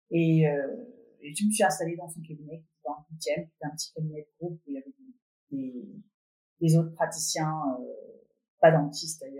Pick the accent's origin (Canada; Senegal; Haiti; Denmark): Denmark; Copenhagen, Capital Region of Denmark; French is a second language; moved away as an adult; also born or lived in Belgium; now in Paris, France; j'ai vécu euh, bon, la plupart de mon enfance et jeunesse à Copenhague, mais j'ai vécu aussi 4 ans en Belgique. C'est là où j'ai appris à parler les langues étrangères. Je parle trois, trois langues vraiment, euh, anglais aussi, danois.